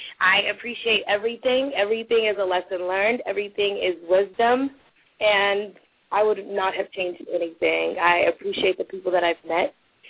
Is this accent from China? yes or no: no; Iceland; English is a second language; So when I called Carlos in Spanish that I'm from Iceland.